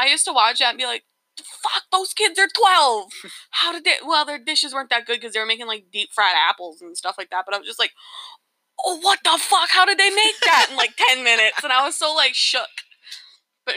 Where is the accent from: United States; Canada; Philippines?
Canada; we're from Canada